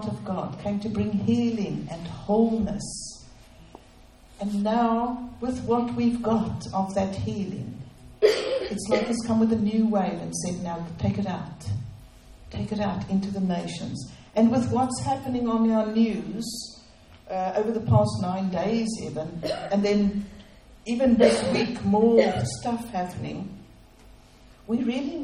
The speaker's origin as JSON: {"language": "English", "country": "South Africa", "moved": "yes", "said": "So we are from South Africa. We've come to rebuild in this nation."}